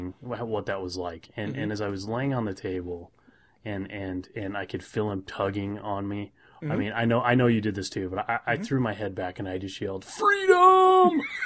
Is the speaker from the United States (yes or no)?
yes; Farmington, Utah, United States; coming straight out of Farmington